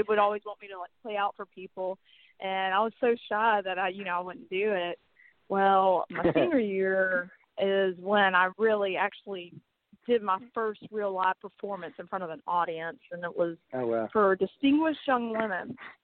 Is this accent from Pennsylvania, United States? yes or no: no; Montgomery, Alabama, United States; also born or lived in Georgia; I grew up in Montgomery, Alabama, and I was born in Georgia, but we moved here when I was 6 months old